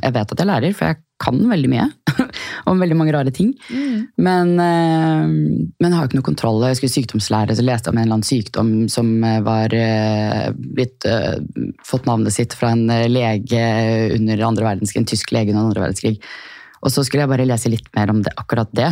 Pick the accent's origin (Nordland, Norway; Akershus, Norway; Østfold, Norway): Akershus, Norway; Asker; also born or lived in Chile; lille, trygge Asker, eh, der jeg kommer fra mm. Eh, sønnen min er nå tredje generasjon på den barneskolen som han går på